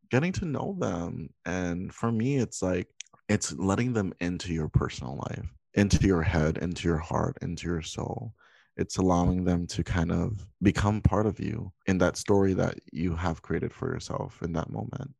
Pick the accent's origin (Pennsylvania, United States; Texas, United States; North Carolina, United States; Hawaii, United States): Hawaii, United States; now in Los Angeles, United States; I'm currently in California. I'm originally from Hawaii.